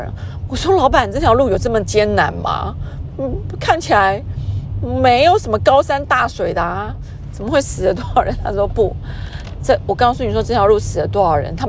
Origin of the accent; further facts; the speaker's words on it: Taiwan; 我已经会开车，在台湾开了很久的车子